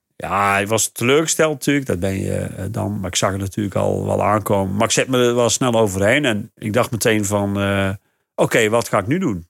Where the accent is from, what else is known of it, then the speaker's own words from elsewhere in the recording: North Brabant, Netherlands; moved away as an adult; now in Rhenen, Netherlands; waar ik vandaan kom, in ja. Brabant. Van die, van die zandgronden in Noordoost-Brabant